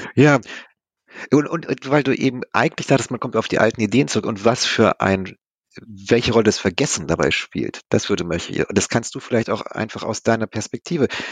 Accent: West Germany, Germany; Nun komme ich selber aus dem Westen

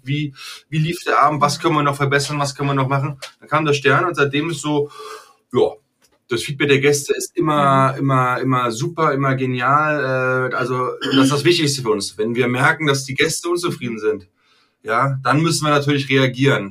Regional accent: Germany; ich bin Deutscher

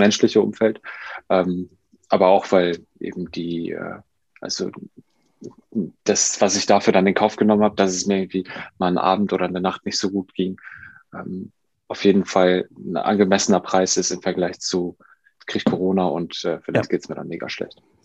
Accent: Duisburg, North Rhine-Westphalia, Germany; moved away as an adult; also born or lived in Lübeck; ich komme ja aus Duisburg und äh, wollte dann aber auch nach dem Abi hier weg

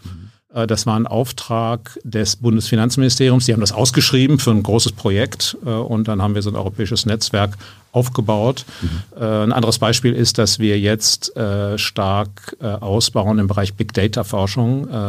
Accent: Geseke, North Rhine-Westphalia, Germany; now in Munich, Germany; aufgewachsen bin ich hier so in Ostwestfalen, mhm. in der Gegend. Äh, also meine Heimatstadt heißt Geseke

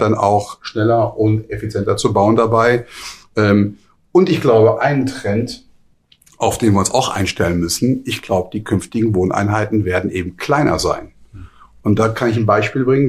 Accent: Hamburg, Germany; ich komme ja nun auch aus Hamburg

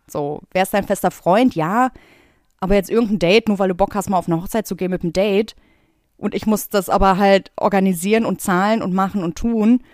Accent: Bottrop, North Rhine-Westphalia, Germany; now in Berlin, Germany; ich komme aus Bottrop

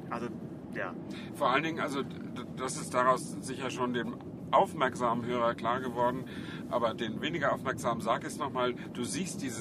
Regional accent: Flensburg, Schleswig-Holstein, Germany; ich stamme ja aus Flensburg äh, und in den, die Flensburger Förde war in meiner Jugend auch ein, zweimal zugefroren

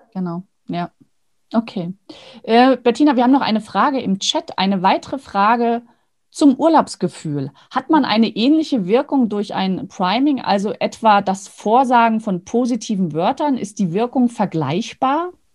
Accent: Rostock, Mecklenburg-Vorpommern, Germany; moved away; bin ja in Rostock geboren, habe dort geheiratet und studiert

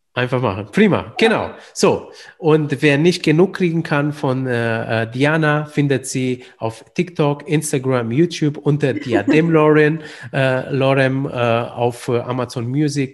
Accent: Romania; moved away; ich komme ursprünglich aus Rumänien

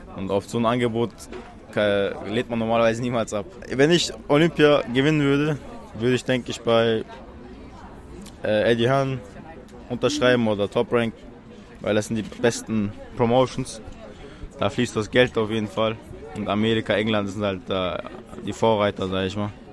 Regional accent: Chechnya, Russia; now in Berlin, Germany; ich komme aus Tschetschenien.

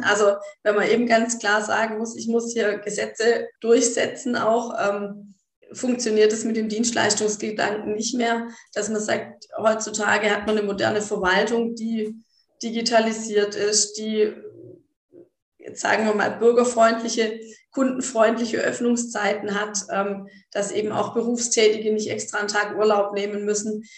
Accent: Baden-Württemberg, Germany; bei uns in Baden-Württemberg

